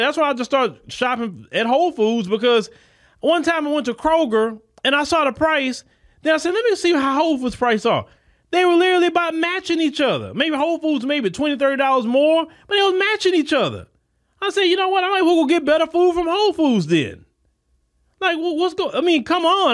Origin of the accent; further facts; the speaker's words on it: United States; me being an American citizen, landing back into my own country